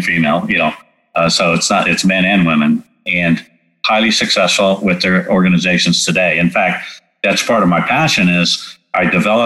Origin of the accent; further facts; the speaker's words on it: California, United States; moved away; also born or lived in Texas; I grew up in California